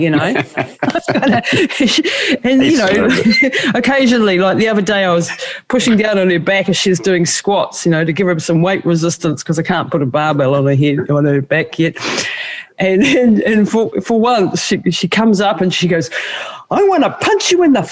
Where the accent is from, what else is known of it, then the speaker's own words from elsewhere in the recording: New Zealand; I'm from Maori culture